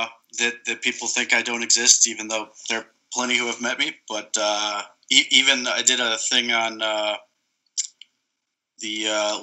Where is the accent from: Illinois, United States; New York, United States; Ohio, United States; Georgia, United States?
Ohio, United States; Akron; I was born in Ohio. I'm born in Akron, so sort of raised in it